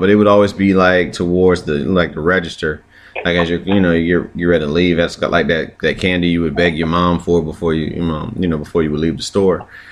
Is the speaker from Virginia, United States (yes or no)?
yes; Chesapeake, Virginia, United States; growing up in Virginia